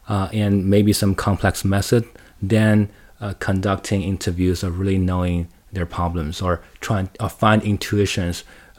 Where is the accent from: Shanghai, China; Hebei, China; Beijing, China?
Shanghai, China; Like, just speaking of me, I grew up in Shanghai. I spent most of my time in the cities, and in university and in schools.